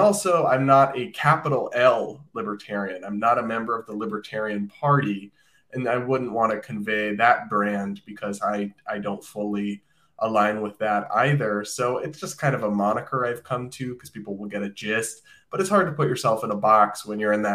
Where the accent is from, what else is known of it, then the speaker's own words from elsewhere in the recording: Massachusetts, United States; just because I'm from Massachusetts